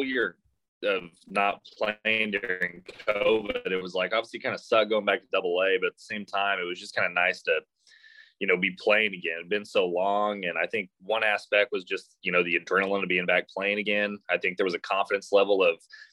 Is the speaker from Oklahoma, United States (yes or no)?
yes; Oklahoma, United States; now in Arkansas, United States; I'm from Oklahoma